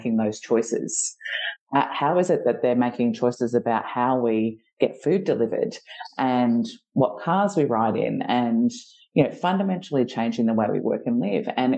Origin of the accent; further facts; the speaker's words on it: Geelong, Victoria, Australia; I'm a girl from Geelong. I grew up in, you know, a rural town